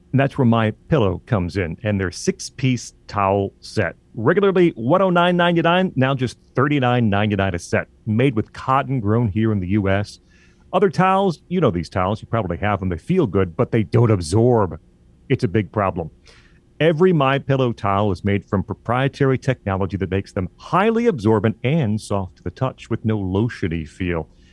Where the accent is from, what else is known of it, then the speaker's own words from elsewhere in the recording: Illinois, United States; moved away as an adult; now in Michigan, United States; I grew up in Illinois, and now I live in Michigan for the past, uh, six and a half years or so.